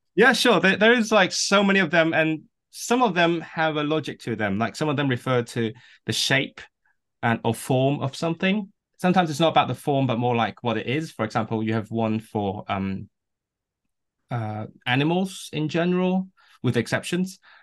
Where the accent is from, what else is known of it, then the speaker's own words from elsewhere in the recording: Hong Kong; first language Cantonese; English is a second language; now in Manchester, United Kingdom; my mother tongue is Cantonese, uh, which is from Canton, and I'm from Hong Kong myself. Uh, so I grew up speaking that, and I, um, I grew up in this environment that pretty much only speaks Cantonese.